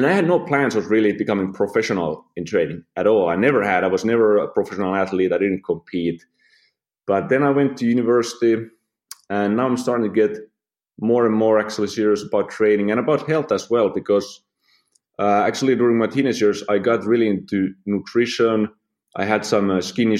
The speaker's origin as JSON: {"language": "English", "country": "Finland", "tie": "born or raised there", "moved": "as an adult", "said": "I'm from Finland. Lived there, you know, like 24 years before I started the travels."}